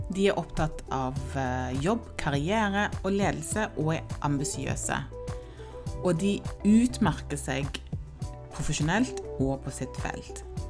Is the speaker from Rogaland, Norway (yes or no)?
yes; Stavanger, Rogaland, Norway; also born or lived in Ghana; jeg er født i Ghana og kom til Norge da jeg var ti år gammel og vokste opp i Stavanger